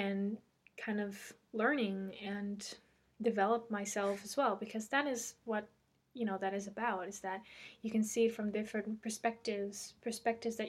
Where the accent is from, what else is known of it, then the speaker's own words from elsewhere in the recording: Netherlands; English is a second language; English isn't my first language. I am Dutch. I'm from Holland.